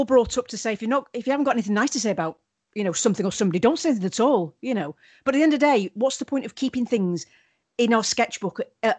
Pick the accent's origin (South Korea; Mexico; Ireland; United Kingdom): United Kingdom; Wales; accent: Welsh; I think I've lost my Welsh accent. But if I'm angry... Yeah. Then it comes out really.